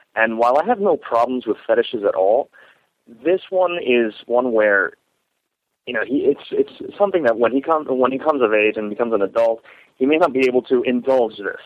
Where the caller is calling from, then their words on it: Florida, United States; I'm calling from Florida.